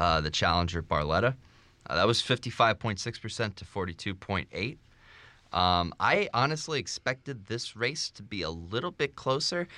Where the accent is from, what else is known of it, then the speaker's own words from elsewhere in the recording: Lehigh Valley, Pennsylvania, United States; The Morning Call, my hometown newspaper